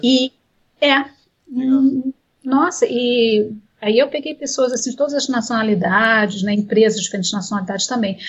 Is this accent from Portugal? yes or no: no; Brazil; Como brasileiros